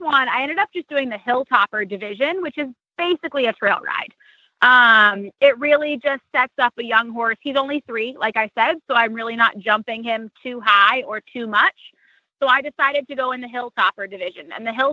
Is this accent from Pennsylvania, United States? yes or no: no; Wyoming, United States; moved away; I grew up working in Wyoming as a cowgirl